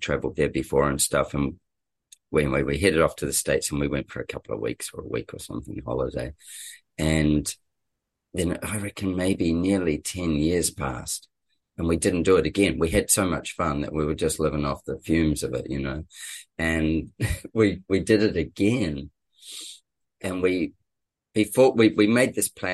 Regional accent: New Zealand; moved away as an adult; also born or lived in England / Brisbane; now in Sunshine Coast, Australia; we're both Kiwis, actually. We're both New Zealanders, and we'd known each other in New Zealand

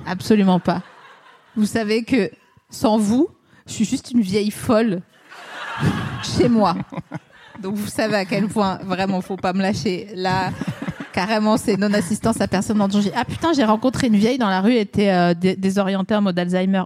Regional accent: Vosges, Grand Est, France; moi je suis des Vosges

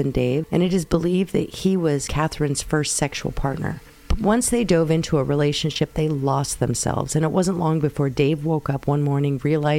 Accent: North West England, United Kingdom; I grew up in the Lake District of Northwest England, so I was hunting my whole life, and I was used to having my own farm

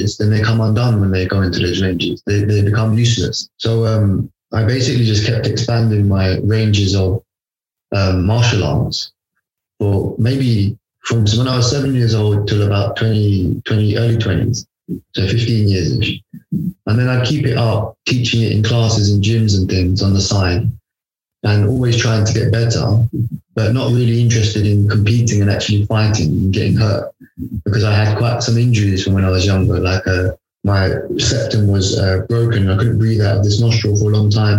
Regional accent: London, United Kingdom; I was born in London.

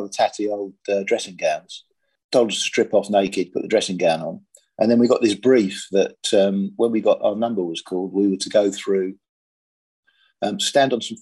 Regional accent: Sussex, South East England, United Kingdom; I was brought up in Sussex

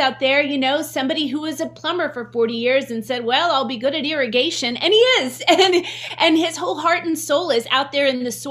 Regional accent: West Virginia, United States; growing up in West Virginia

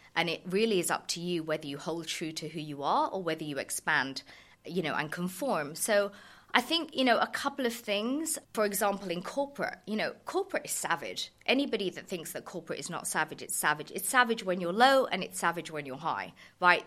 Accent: Surrey, South East England, United Kingdom; I was kind of born and raised in Surrey

